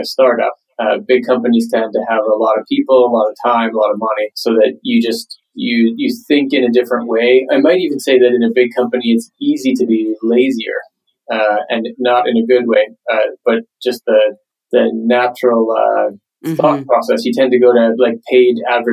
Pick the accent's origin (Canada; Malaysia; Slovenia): Canada; moved away as an adult; now in Stockholm, Sweden; Originally, I am from Canada. I live in Stockholm, Sweden now, but I'm sort of born and raised in Canada.